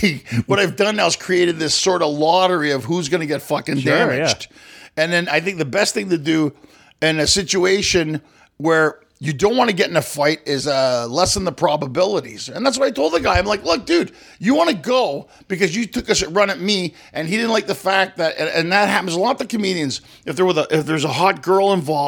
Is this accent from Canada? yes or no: yes; Canada; I'm Canadian